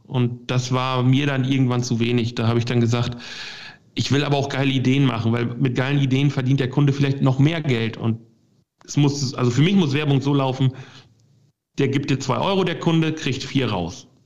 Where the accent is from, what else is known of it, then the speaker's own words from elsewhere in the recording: Lingen, Lower Saxony, Germany; moved away as an adult; also born or lived in Hamburg; bei uns in Lingen